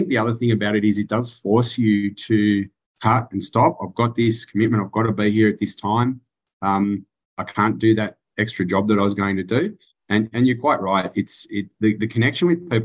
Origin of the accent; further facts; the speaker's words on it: Canberra, Australian Capital Territory, Australia; moved away as an adult; also born or lived in Central West, New South Wales; now in Bathurst, Australia; I was born in Canberra